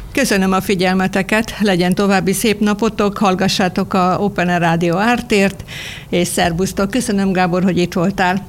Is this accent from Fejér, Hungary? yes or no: yes; Nádasladány, Fejér, Hungary; Én ott születtem, ott gyakran vagyok ott